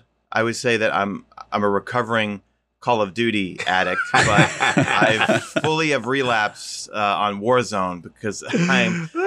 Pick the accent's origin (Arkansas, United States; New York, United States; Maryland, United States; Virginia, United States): New York, United States; Queens; You know, growing up in Queens, you know what it's like, obviously, you know.